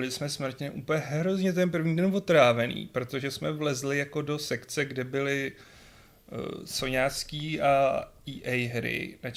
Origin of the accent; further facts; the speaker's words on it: Czechia; jelikož jsme z České republiky, tak půlka domluvených zkůzek neplatí a všechno se musí dovymlouvávat znova